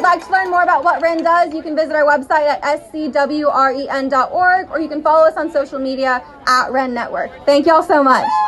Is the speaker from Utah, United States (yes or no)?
no; South Carolina, United States; my home state of South Carolina